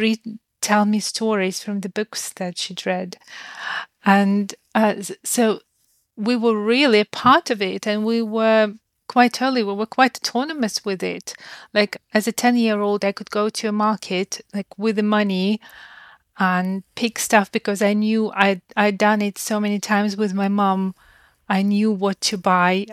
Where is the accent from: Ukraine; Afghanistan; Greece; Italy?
Ukraine; moved away; I grew up in Ukraine